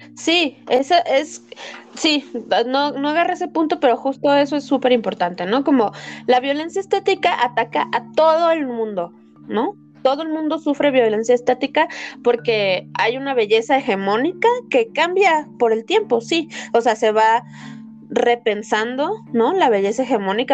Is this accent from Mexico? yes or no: yes; Mexico; soy mexicana y vivo en el tercer mundo